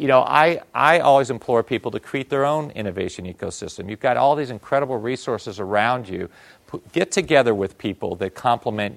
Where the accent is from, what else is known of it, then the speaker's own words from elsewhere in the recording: Northeast, United States; also born or lived in Tokyo, Japan; now in Bay Area, United States; I'm from the Northeast